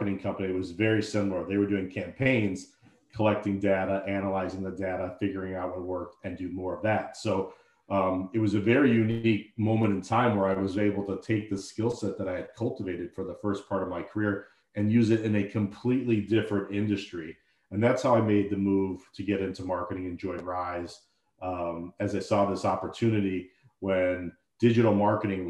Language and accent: English; Deerfield, Illinois, United States; also born or lived in Syracuse, New York / London; I grew up in Deerfield, Illinois, suburb of Chicago. I actually still live here